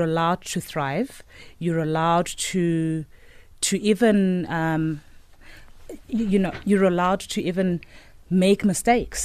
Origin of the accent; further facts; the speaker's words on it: Johannesburg, Gauteng, South Africa; Alex. Grew up in Second Avenue